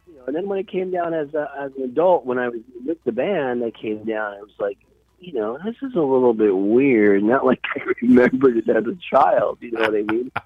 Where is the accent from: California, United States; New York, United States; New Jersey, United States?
New Jersey, United States; also born or lived in Connecticut; now in Florida, United States; I loved New Jersey growing up in New Jersey